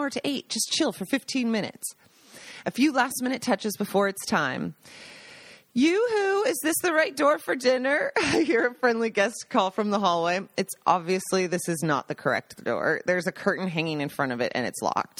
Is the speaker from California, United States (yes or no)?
no; Seattle, Washington, United States; moved away as an adult; also born or lived in New York; now in Italy; Growing up in Seattle